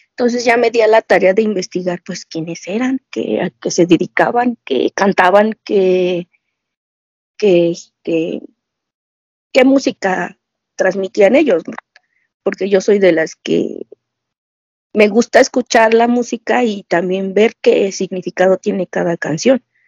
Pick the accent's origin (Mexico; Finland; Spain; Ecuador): Mexico; Mexico City; soy de la Ciudad de México.